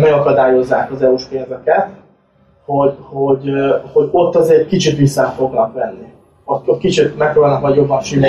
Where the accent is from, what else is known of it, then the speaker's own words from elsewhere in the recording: Hungary; now in Cyprus; mivel azért magyarok vagyunk